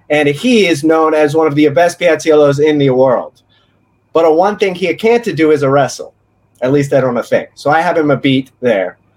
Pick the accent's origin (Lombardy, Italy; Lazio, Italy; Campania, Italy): Campania, Italy; Naples; now in Austin, United States; I'm from Naples in Italy, and I came to Austin, Texas, to bring my older country pizza skills uh, to America.